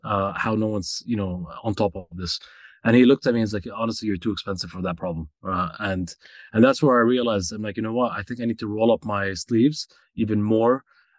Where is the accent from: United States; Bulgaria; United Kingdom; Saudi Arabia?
Saudi Arabia; also born or lived in Canada; I grew up in Saudi Arabia, went to middle school and high school in Saudi. There was a brief stint where I lived in Canada as well. We became Canadians.